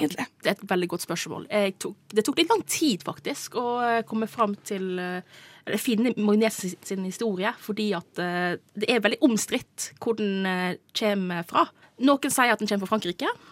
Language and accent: Norwegian; Nordfjord, Sogn og Fjordane, Vestland, Norway; moved away as an adult; now in Oslo, Norway; jeg er fra nabokommunen til Ragnhild, eh, så vi har jo eh, kjenner jo til Nordfjord veldig godt.